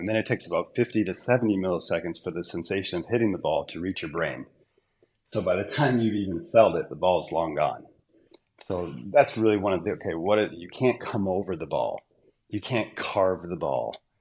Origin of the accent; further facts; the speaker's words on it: Southern Utah, United States; also born or lived in Southern California / Orange County, California; When I was four years old, we moved to Southern Utah